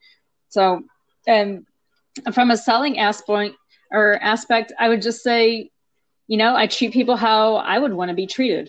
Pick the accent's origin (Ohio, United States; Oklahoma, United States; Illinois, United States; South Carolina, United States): Ohio, United States; moved away as an adult; now in Texas, United States; From Ohio. I live in Texas now. Went to school in Ohio at Bowling Green State